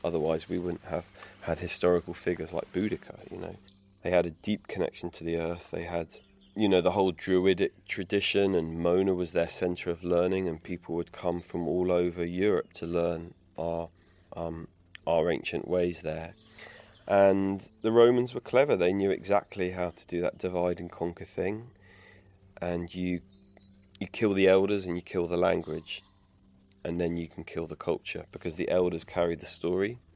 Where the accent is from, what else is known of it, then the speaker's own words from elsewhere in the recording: England, United Kingdom; I grew up in England